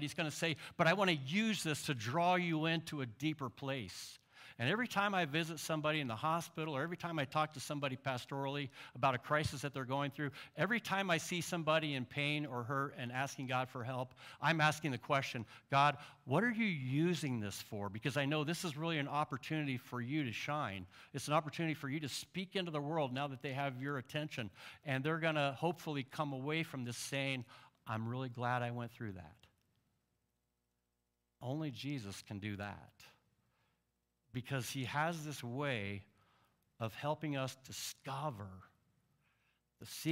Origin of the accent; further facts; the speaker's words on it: Central Illinois, United States; I'm from Central Illinois